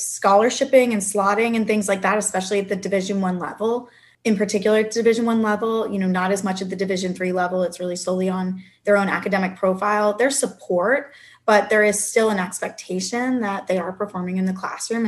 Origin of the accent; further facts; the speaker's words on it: West Chester, Pennsylvania, United States; I grew up in Westchester, Pennsylvania, and I've actually stayed in Pennsylvania for most of my coaching career